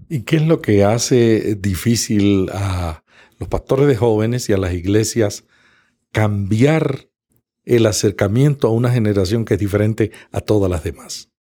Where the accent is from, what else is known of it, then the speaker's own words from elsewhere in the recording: Puerto Rico; En el Caribe, en Puerto Rico, le decimos las hermanitas del moño.